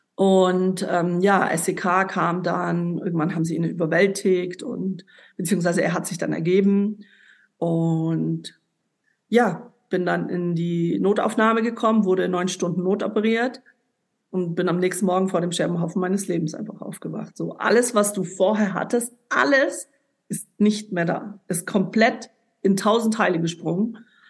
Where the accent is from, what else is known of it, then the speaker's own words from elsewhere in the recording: Ulm, Baden-Württemberg, Germany; moved away as an adult; also born or lived in Lebanon; nach Ulm, also in meine Heimat damals. Ich bin ja dann weggezogen in dem Jahr